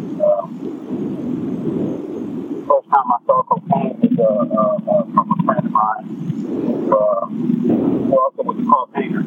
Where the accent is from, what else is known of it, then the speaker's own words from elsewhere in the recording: Los Angeles, California, United States; I grew up in South Central Los Angeles